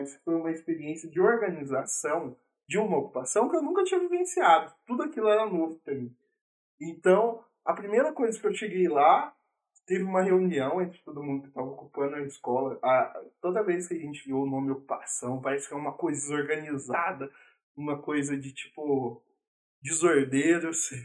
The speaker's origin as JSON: {"language": "Portuguese", "region": "Minas Gerais", "country": "Brazil", "said": "eu sou mineiro"}